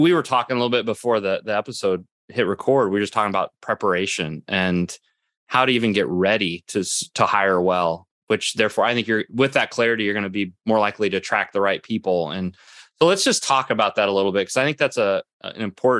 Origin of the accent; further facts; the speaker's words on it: Midwest, United States; Well, I'm from the Midwest too, so it's been a while, because we don't have those here in the Midwest.